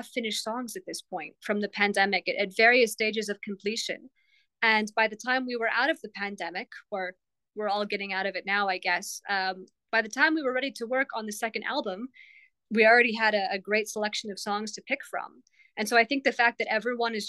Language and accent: English; Tucson, Arizona, United States; I'm this girl from Tucson, Arizona